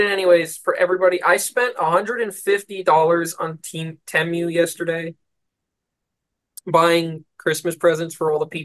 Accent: Philippines; I was like, Oh my God, I am Filipino because apparently that's a Filipino.

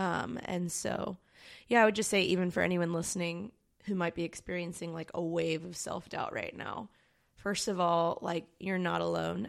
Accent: Baltimore, Maryland, United States; moved away as an adult; now in Long Beach, United States; I'm from Baltimore, Maryland, originally, and I moved to Long Beach. Actually, I moved to California, um, ten years ago.

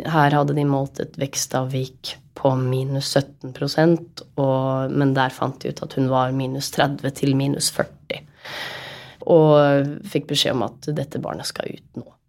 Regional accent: Oslo, Norway; moved away as an adult; now in Molde, Norway; Og huset der jeg vokste opp, der har vi alltid hatt hester

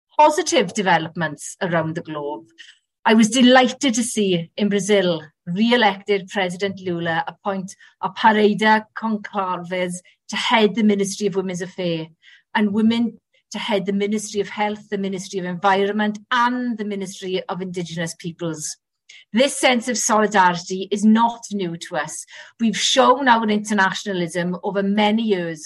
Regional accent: the valleys of South Wales, United Kingdom; I identify as a Welsh woman from the valleys of South Wales

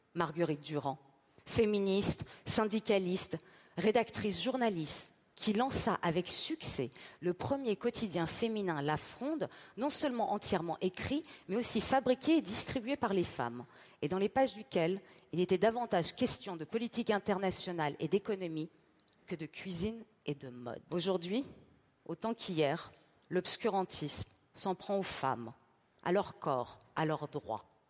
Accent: Tehran, Tehran Province, Iran; moved away; Je suis née à Téhéran, avec la révolution islamique

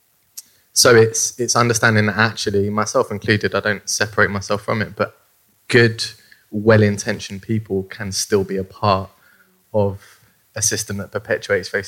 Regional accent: London, United Kingdom; I grew up in South London in Deptford on a Pepys estate

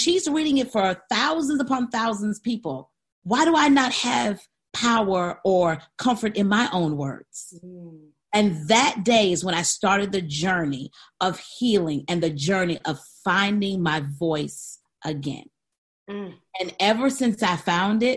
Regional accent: Saginaw, Michigan, United States; 1977, Saginaw, Michigan. General Hospital is where I was born

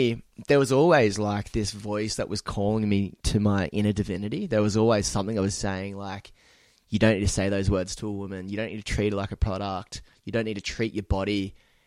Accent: Newcastle, New South Wales, Australia; also born or lived in Sydney; now in Byron Bay, Australia; growing up in Newcastle in a rugby league, Commodore driving town

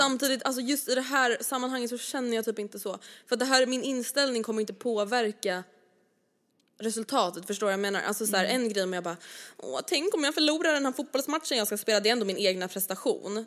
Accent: Stockholm, Stockholm County, Sweden; accent: Stockholm dialect; jag har väldigt mycket Stockholms dialekt

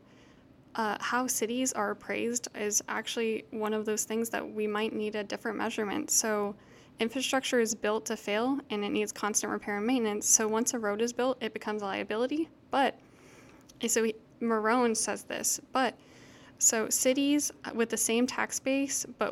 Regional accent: Houston, Texas, United States; I'm from Houston, so a lot of people came to Houston after Katrina. Like, I had new neighbors, I had new people at my school

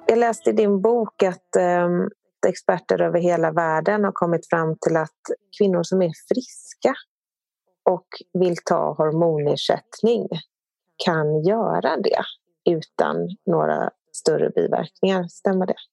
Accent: Sweden; som svensk så har vi liksom matats under rätt lång tid

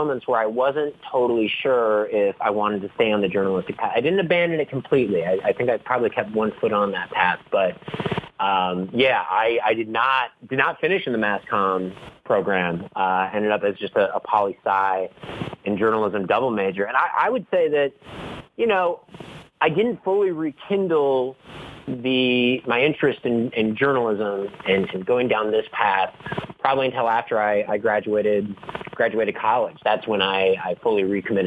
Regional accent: Huron, South Dakota, United States; moved away as an adult; now in New York City, United States; I had my own column in the daily newspaper in my hometown, Huron, the Huron Plainsman.

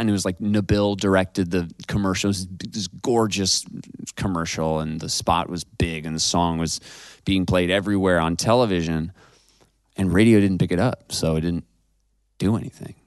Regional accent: Ithaca, New York, United States; also born or lived in Seattle, Washington; I'm from Ithaca, New York. I'm from upstate New York

